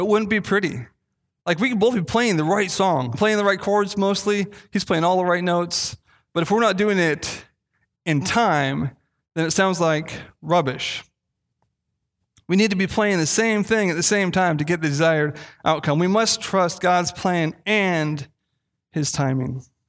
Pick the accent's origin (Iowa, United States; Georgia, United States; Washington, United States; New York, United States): Washington, United States; Castle Rock; I grew up in Castle Rock, Washington